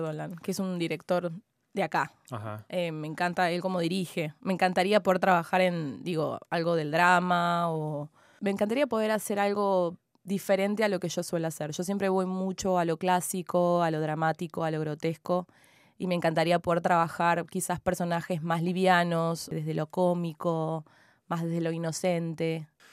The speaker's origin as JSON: {"language": "Spanish", "region": "Buenos Aires", "country": "Argentina", "tie": "born or raised there", "first_language": "Spanish", "moved": "as an adult", "lives_now": "Montreal, Canada", "said": "Yo soy de Barracas, entonces me crié en Barracas, en los viejos conventillos"}